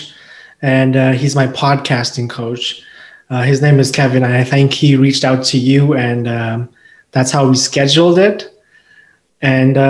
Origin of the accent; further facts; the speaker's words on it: Pakistan; moved away as an adult; also born or lived in China; now in Canada; I was born in China. I was raised in Pakistan, and I came to Canada in 2010 for my undergraduate, and I've been here since.